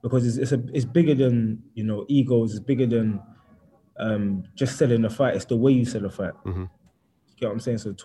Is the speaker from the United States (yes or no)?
no; London, United Kingdom; I grew up in East London and I grew up a certain type of way